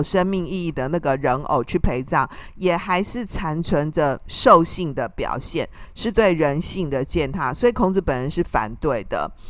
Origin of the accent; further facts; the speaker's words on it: Taiwan; 我们台湾人实在是太爱拜拜，没有一尊那个昂阿森啊的偶人，你会觉得怪怪的，感觉拜不下去